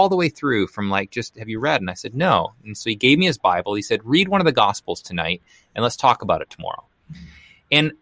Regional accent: Canada; now in Portland, United States; I live in Portland right now. But I grew up in Canada. So I'm originally from Canada

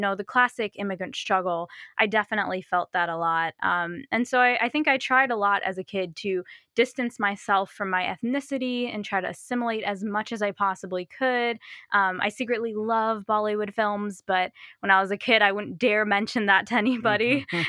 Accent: Chicago, Illinois, United States; So I grew up in the northwest suburbs of Chicago, and so kind of near O'Hare Airport, if people are familiar with that area. And I very fortunately grew up in a very diverse area.

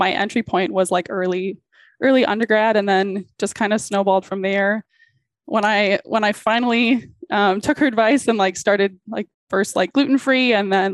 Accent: West Bloomfield, Michigan, United States; I grew up in Southeast Michigan. So like Detroit metro area

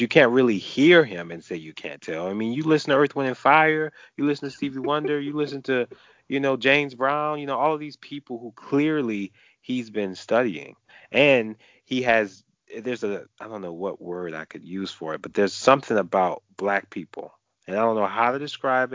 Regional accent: New Orleans, Louisiana, United States; I'm from New Orleans, so I've seen that mix

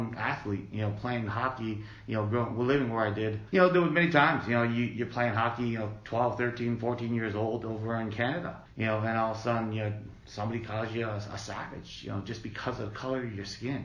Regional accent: Akwesasne Reservation, northern New York, United States; now in Allentown, United States; I grew up on the Akwesasne Reservation. It's located in northern New York

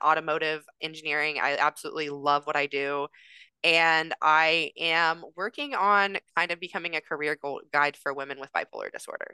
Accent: Indiana, United States; moved away as an adult; now in California, United States; I'm from Indiana.

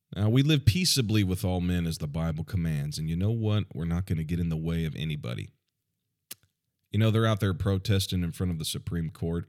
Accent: United States; I'm, I'm American.

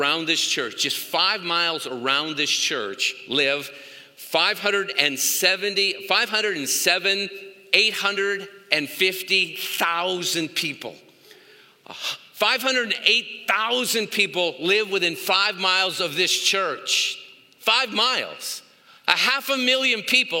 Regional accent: Los Angeles, California, United States; I am from Pacoima

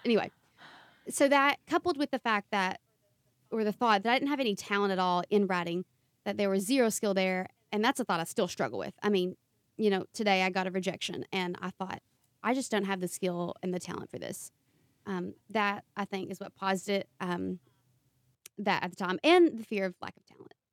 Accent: Eastern Kentucky, United States; accent: thick accent; I'm from Eastern Kentucky, and there's such a stigma with being raised in the mountains in the Appalachian region

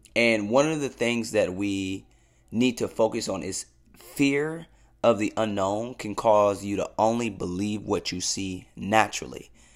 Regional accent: Cleveland, Ohio, United States; I'm born and raised in Cleveland, Ohio

